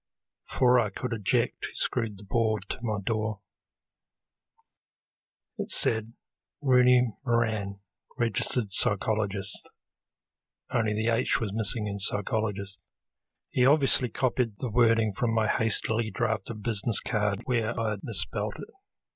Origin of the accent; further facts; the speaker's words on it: Christchurch, Canterbury, New Zealand; When I was growing up in Christchurch, I didn't know about Islam.